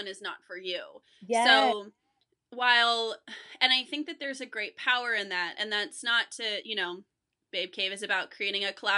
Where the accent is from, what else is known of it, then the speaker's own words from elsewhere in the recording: Vacaville, California, United States; I grew up in California, but I grew up in the suburbs, you know, I grew up, in Northern California